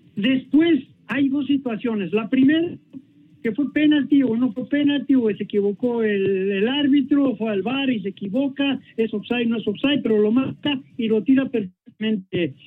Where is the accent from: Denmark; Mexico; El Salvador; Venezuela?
Mexico; como mexicano